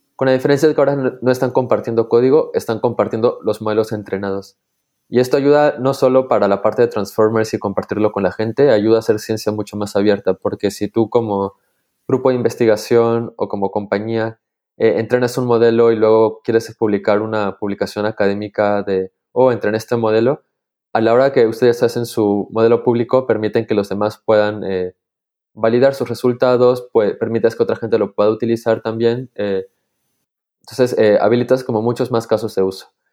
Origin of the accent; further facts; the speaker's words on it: Peru; now in Switzerland; soy de Perú, pero actualmente eh, vivo en Suiza